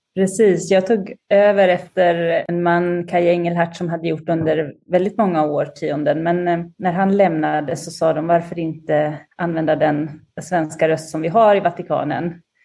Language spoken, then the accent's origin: Swedish; Linköping, Östergötland, Sweden; moved away as an adult; now in Rome, Italy; jag är uppvuxen i Linköping